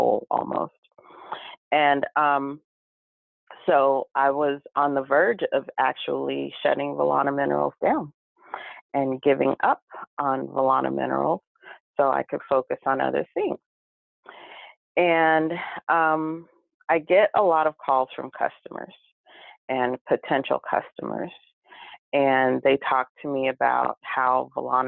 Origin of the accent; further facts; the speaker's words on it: California, United States; also born or lived in Pahoa, Hawaii; But California, I was born in California. And so a lot of my family in Southern California.